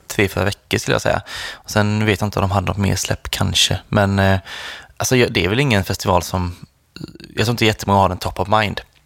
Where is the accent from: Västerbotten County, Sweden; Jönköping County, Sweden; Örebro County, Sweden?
Jönköping County, Sweden; Nässjö; i Nässjö, där jag kommer ifrån